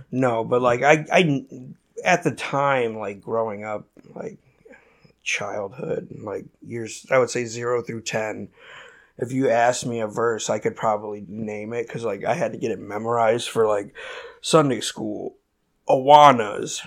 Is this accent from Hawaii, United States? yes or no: no; Merrillville, Indiana, United States; shitty town in Indiana called Maryville.